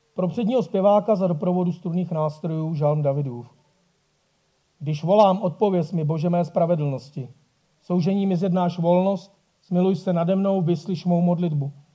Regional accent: Bohemia, Czechia; tady u nás v Čechách

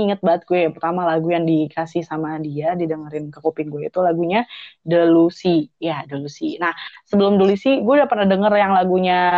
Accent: Bandung, West Java, Indonesia; gue lahir di Bandung gitu ngerti gak sih lo jadi besar

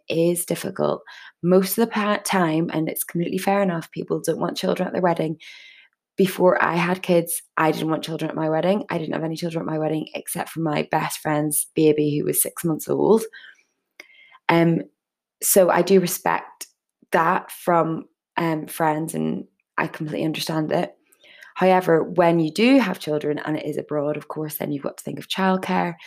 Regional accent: Northern Ireland, United Kingdom; I'm from Northern Ireland.

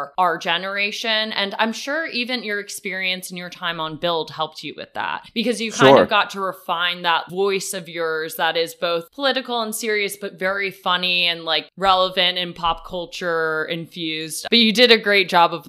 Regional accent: New York City, New York, United States; now in Los Angeles, United States; I'm a New Yorker through and through

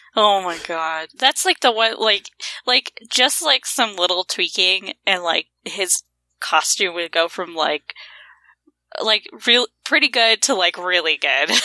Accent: Montana, United States; I'm from Montana

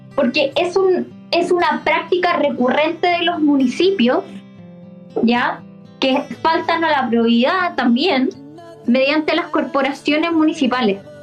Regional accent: Chile; como chilena

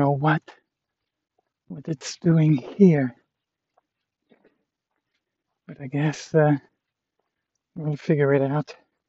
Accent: Canada; I was like, yeah, I'm from Canada.

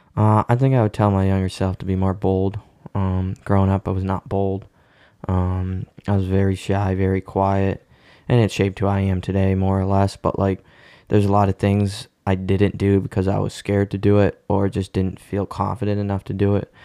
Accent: Cape Cod, Massachusetts, United States; I was born on Cape Cod, um, born and raised here

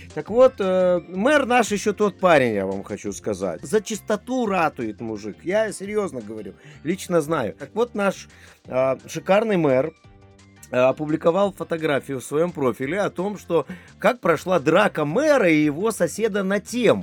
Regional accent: Lithuania; Да, я родился в Литве, э, я из поколения литваков, это литовские евреи

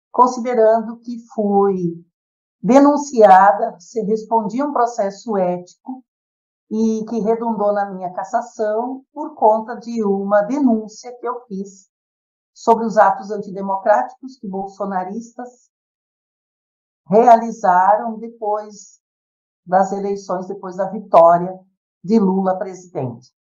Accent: São Miguel do Oeste, Santa Catarina, Brazil; sou de São Miguel do Oeste, Santa Catarina, sou advogada há 27 anos

